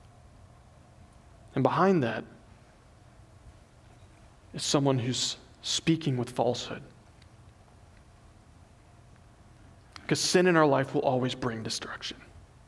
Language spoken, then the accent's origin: English; the South, United States; moved away; I grew up in the South